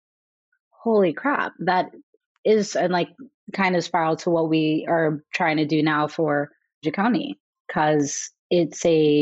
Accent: California, United States; I'm from California and would spend my summers or every other summer when I was a kid on my grandparents' ranch in Kenya

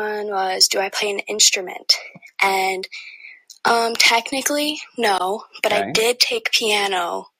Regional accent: Wisconsin, United States; I'm from Wisconsin.

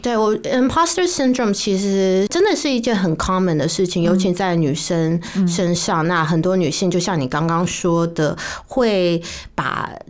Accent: Taiwan; moved away; also born or lived in United States / Singapore / India; 我是在台湾长大的啊

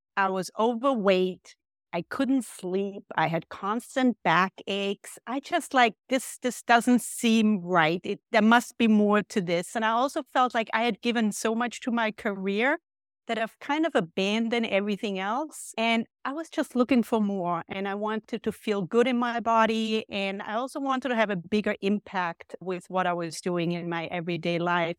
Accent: Austria; moved away as an adult; now in United States; I grew up in Austria

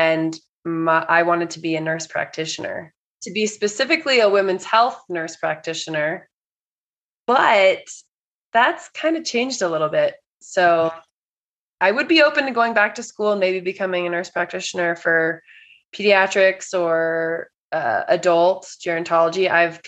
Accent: California, United States; moved away; also born or lived in New York; I'm originally from California

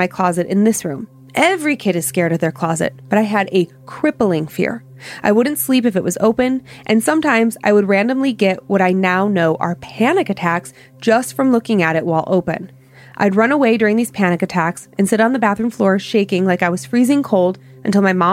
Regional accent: Ohio, United States; growing up in Ohio

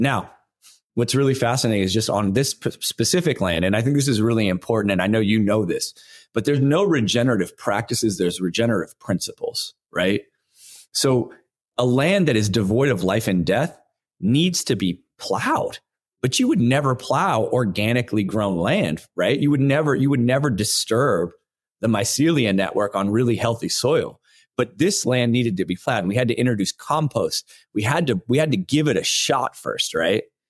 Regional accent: Los Angeles, California, United States; I grew up in Los Angeles.

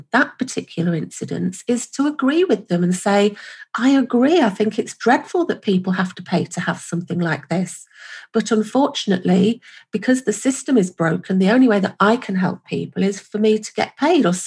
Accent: United Kingdom; I'm from the UK, as you might notice from my wonderful accent

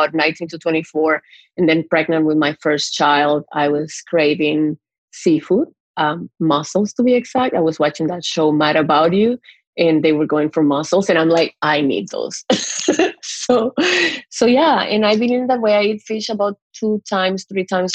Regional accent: Dominican Republic; moved away as an adult; also born or lived in Montreal, Canada / Mexico City, Mexico; now in Toronto, Canada; growing up in Dominican

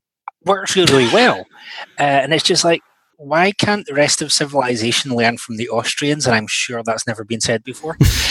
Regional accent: Scotland, United Kingdom; I'm a Scotsman

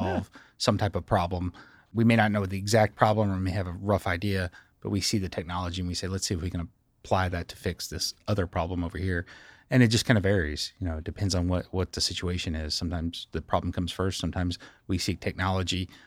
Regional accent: Scottsville, Kentucky, United States; I grew up in Scottsville, Kentucky, home of Dollar General stores.

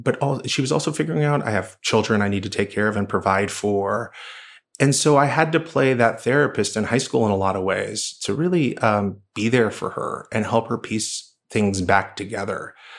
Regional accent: Oklahoma, United States; I grew up in Oklahoma. My mother's still there.

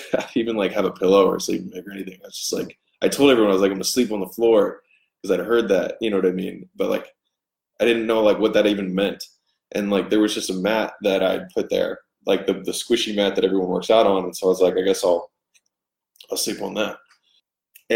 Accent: Baltimore, Maryland, United States; moved away as an adult; also born or lived in Inland Empire, California; I'm from Baltimore

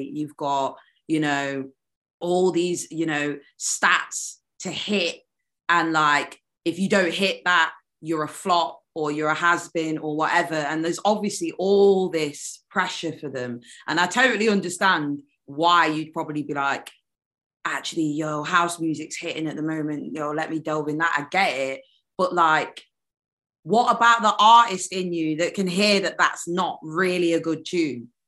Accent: United Kingdom; accent: British; I'm half Jamaican, um, half British

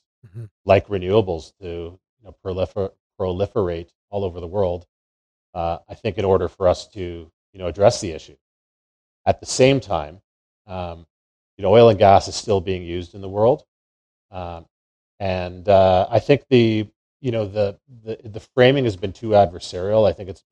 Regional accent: Calgary, Alberta, Canada; I grew up here in Calgary, you know, the capital of the Canadian oil and gas industry

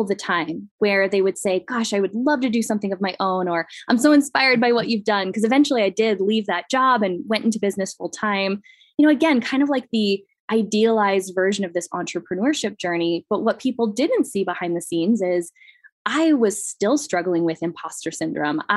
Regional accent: Midwest, United States; moved away; I came from the Midwest where it's very much the idealized version of life

